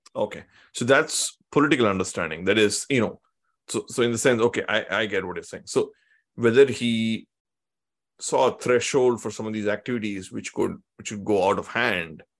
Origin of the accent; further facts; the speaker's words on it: Tamil Nadu, India; I come from Tamil Nadu